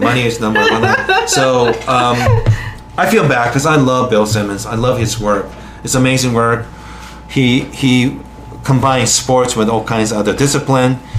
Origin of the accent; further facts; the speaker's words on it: Japan; moved away; I'm from Japan